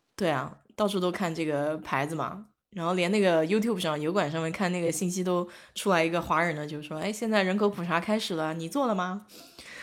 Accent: Nanjing, Jiangsu, China; moved away; 原来小时候在夫子庙那边儿就是有很多大排档嘛，我爸妈带我去

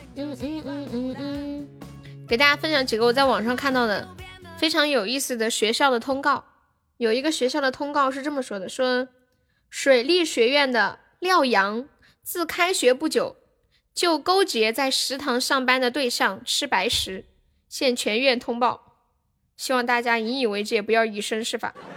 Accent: Sichuan, China; 四川的，对呀，我是四川的

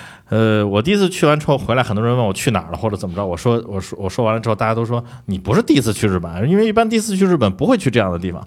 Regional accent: Beijing, China; 我有点有点感觉，就像身为北京人，

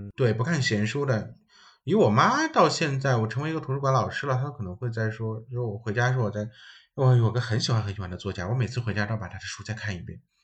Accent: China; 然后是我们中国人翻译的

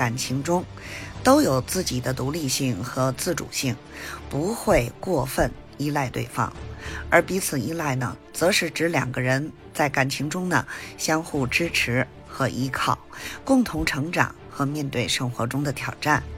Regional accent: Beijing, China; ，咱们下期节目再见

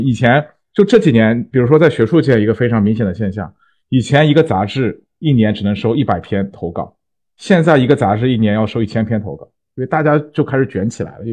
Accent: China; 我们中国人

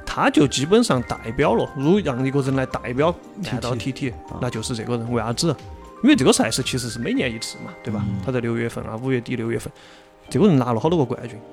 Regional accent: China; 这个我们中国人有一句话，一般叫啥？我们一门三杰嘛。

